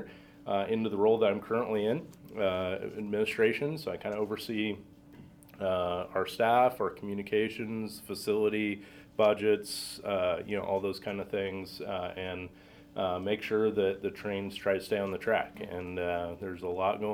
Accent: Montana, United States; moved away as an adult; now in St. Louis, United States; I grew up in Montana because my dad relocated there after college

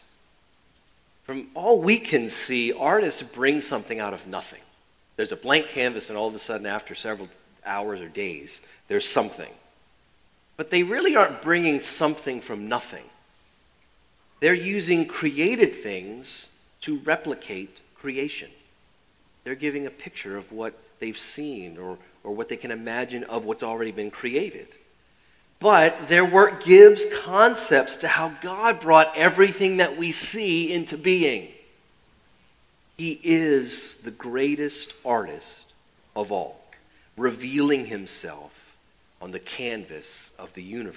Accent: New Orleans, Louisiana, United States; Growing up in New Orleans, that was PBS

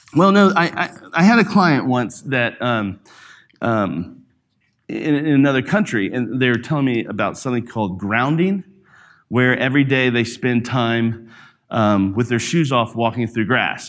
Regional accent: Alabama, United States; growing up in Alabama, I was, uh, in, uh, like, out in the country

